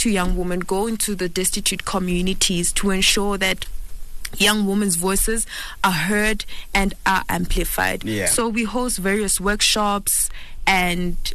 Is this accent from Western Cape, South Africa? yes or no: no; Soweto, Gauteng, South Africa; I'm from Soweto